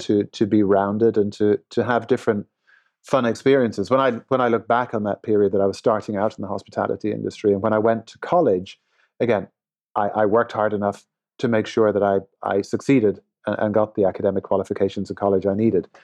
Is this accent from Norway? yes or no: no; Limerick, Munster, Ireland; also born or lived in Dublin; now in Los Angeles, United States; I grew up in Ireland. Uh, I was born in Dublin, uh, and then we moved to, uh, Limerick, which is a little further south, uh, in Ireland